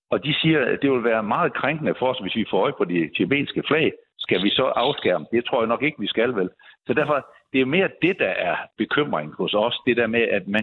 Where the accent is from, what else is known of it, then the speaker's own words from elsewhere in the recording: Odense, Southern Denmark, Denmark; min hjemby, øh, Odense